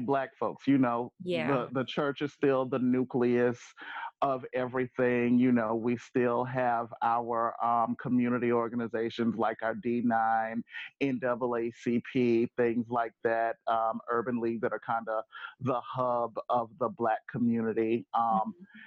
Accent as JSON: {"language": "English", "town": "Arcadia", "region": "Louisiana", "country": "United States", "tie": "born or raised there", "also_born_or_lived": "Grambling, Louisiana", "moved": "as an adult", "lives_now": "Philadelphia, United States", "said": "born, raised Arcadia, Louisiana"}